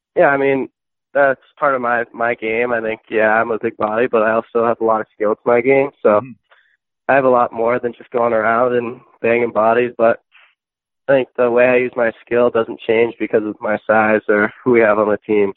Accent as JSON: {"language": "English", "town": "Millis", "region": "Massachusetts", "country": "United States", "tie": "born or raised there", "said": "I grew up in a small town in Massachusetts, uh, Millis"}